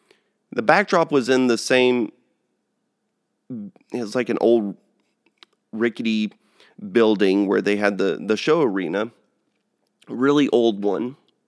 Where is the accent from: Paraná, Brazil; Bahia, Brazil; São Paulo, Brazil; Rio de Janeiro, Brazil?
São Paulo, Brazil; born there; I'm actually their only child and I was born there in Sao Paulo.